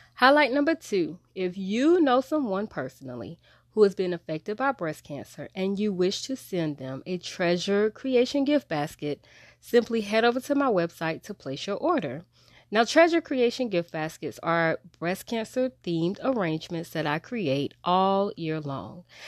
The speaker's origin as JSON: {"language": "English", "town": "Wilmington", "country": "United States", "tie": "born or raised there", "said": "I grew up in Wilmington"}